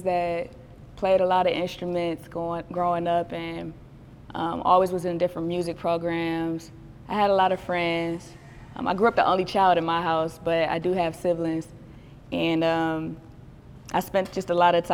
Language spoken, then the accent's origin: English; Cleveland, Ohio, United States; I'm from Cleveland